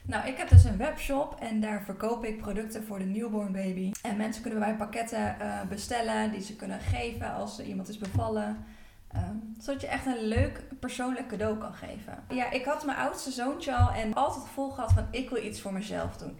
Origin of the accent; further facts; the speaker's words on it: Apeldoorn, Gelderland, Netherlands; ik kom uit Apeldoorn